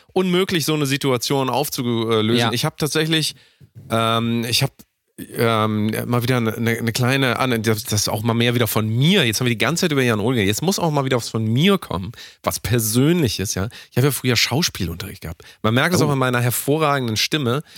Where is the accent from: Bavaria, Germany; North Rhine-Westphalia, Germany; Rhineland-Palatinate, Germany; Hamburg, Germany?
Hamburg, Germany; Ich komme aus ja. Hamburg